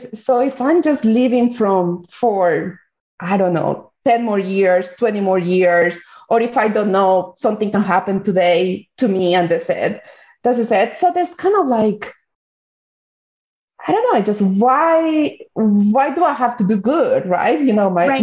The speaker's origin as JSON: {"language": "English", "country": "Colombia", "tie": "born or raised there", "moved": "yes", "said": "I am originally from Colombia. So the majority of the population is Colombian"}